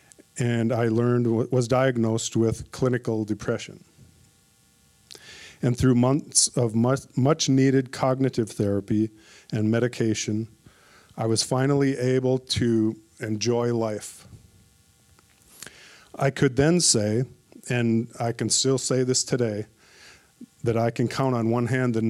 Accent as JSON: {"language": "English", "town": "Minneapolis", "region": "Minnesota", "country": "United States", "tie": "born or raised there", "moved": "as an adult", "said": "I was born and raised in Minneapolis, Minnesota, and I lived there for 47 years"}